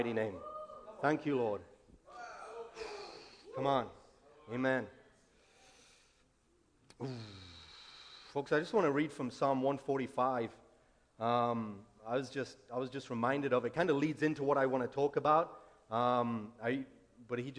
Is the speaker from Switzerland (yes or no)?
no; England, United Kingdom; moved away as an adult; now in United States; I'm from England. I've been in America 2 years now